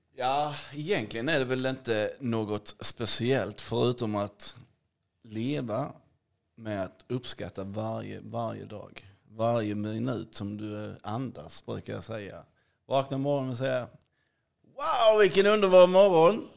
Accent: Hässleholm, Skåne, Sweden; moved away; also born or lived in Bahamas; Jag är uppväxt i Skåne, i Hässleholm

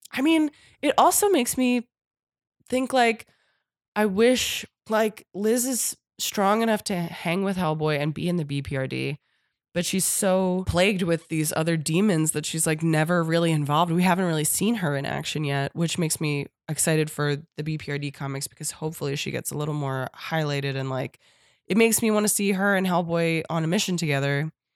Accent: Warminster, Pennsylvania, United States; my hometown. Like, if I was in fucking Warminster, Pennsylvania

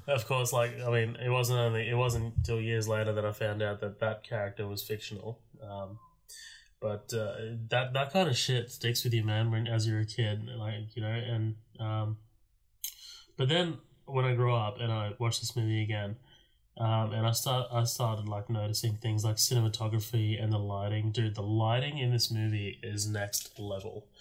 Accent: Australia; I'm an Australian

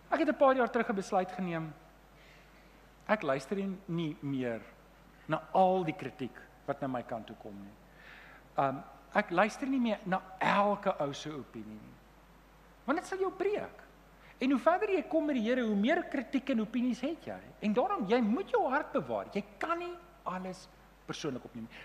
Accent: Germiston, Gauteng, South Africa; ek het in Leondale groot geword

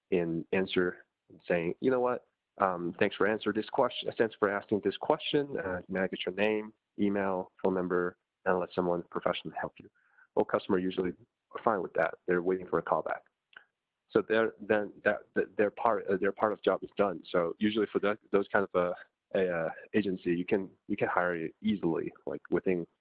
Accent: China; moved away as an adult; also born or lived in United States; I'm personally born and raised in China until after my high school

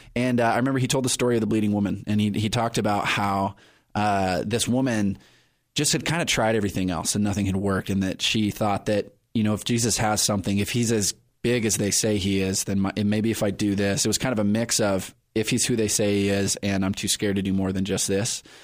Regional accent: Perris, California, United States; also born or lived in Riverside, California; now in San Diego, United States; I grew up in Paris, California

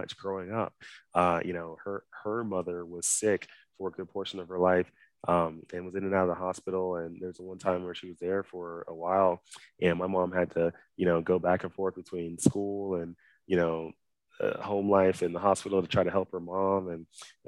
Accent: Dallas, Texas, United States; moved away; growing up in Dallas, Texas, originally where I'm from

